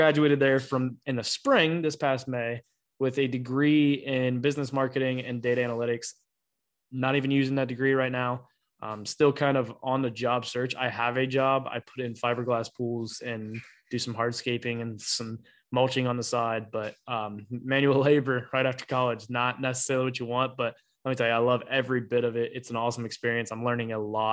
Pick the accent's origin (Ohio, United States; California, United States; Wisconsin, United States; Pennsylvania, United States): Ohio, United States; Petoskey; I grew up in Petoskey, Ohio and spent my whole life there